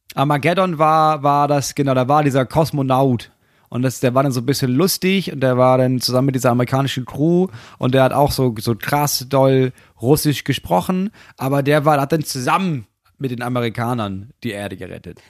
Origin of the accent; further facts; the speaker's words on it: Itzehoe, Schleswig-Holstein, Germany; also born or lived in Preetz; geboren bin ich in Preetz und in der Nähe aufgewachsen auf einem winzigen Dorf und dann irgendwann nach, nach Itzehoe